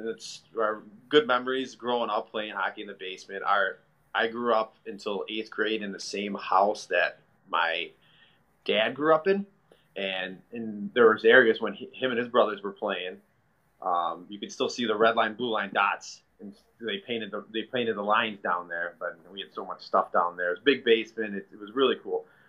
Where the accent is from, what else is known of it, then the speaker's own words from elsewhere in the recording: Chicago, Illinois, United States; I'm from Chicago. I grew up playing hockey my whole life